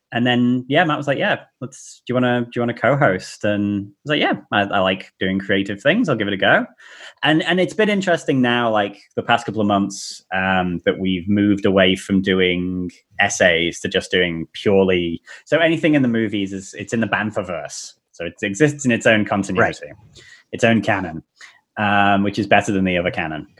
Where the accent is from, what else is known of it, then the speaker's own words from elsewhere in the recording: South Africa; I was born in South Africa, and my brother was obsessed with Star Wars